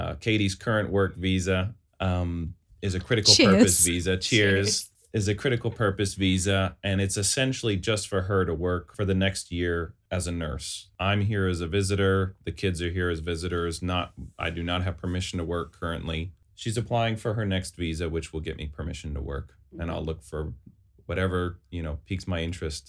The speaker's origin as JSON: {"language": "English", "country": "United Kingdom", "also_born_or_lived": "California", "said": "I am British. I have UK, dual UK US citizenship."}